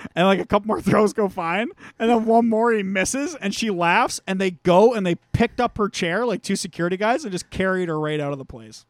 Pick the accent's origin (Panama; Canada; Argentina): Canada; St. Thomas, Ontario; there used to apparently be a bunch of strip clubs in my hometown, but they all got shut down because, uh, Saint Thomas passed a bylaw